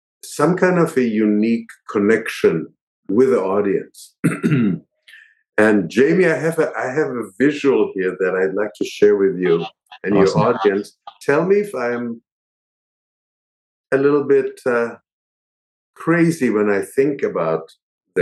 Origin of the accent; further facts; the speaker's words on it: Israel; moved away as an adult; also born or lived in New York; I grew up in Israel